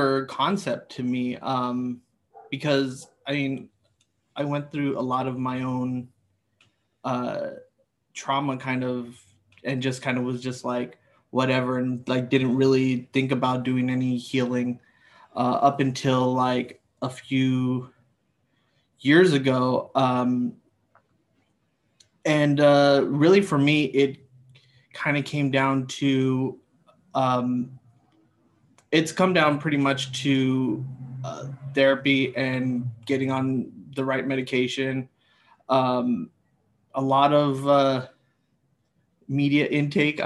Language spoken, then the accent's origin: English; Los Angeles, California, United States; Born and raised in Los Angeles, California